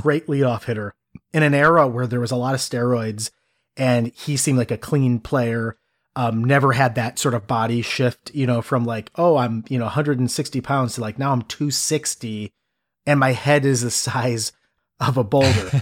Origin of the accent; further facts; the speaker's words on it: Cleveland, Ohio, United States; growing up in the Midwest. I'm from Cleveland